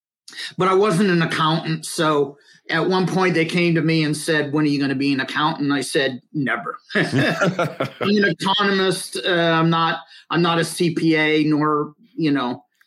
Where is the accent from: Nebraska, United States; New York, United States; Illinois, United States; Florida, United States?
Nebraska, United States; the panhandle of; I'm originally from Western Nebraska. I grew up in the panhandle of Nebraska